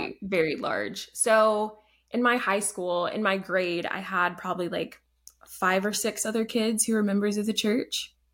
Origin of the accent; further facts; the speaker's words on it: Alabama, United States; born there; also born or lived in Canada; So I was born in Alabama, lived there for a few years.